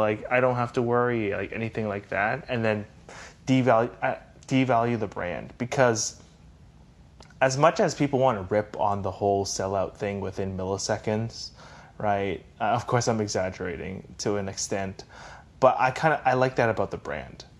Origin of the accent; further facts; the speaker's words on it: Canada; as a Canadian